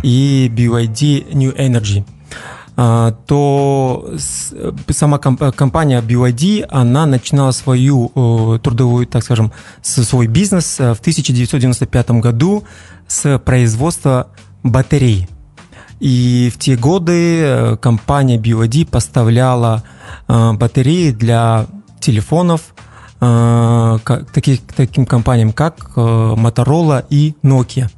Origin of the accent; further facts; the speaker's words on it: Shymkent, Turkistan Region, Kazakhstan; also born or lived in Almaty; я родом из Казахстана, из города Шымкент